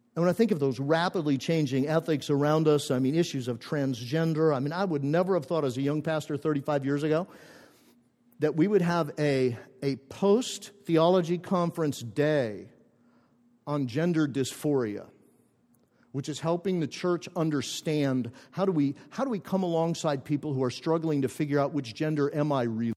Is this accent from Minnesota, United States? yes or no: yes; northern Minnesota, United States; moved away; I grew up in a, in a small town in northern Minnesota, about 50 miles from the Canadian border